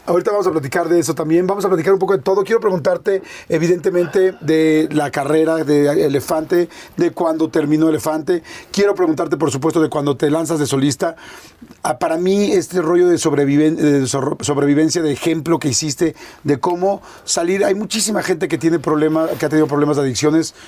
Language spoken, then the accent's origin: Spanish; Mexico City, Mexico; yo toda la vida aquí, yo nací aquí este, pues yo nací en el 71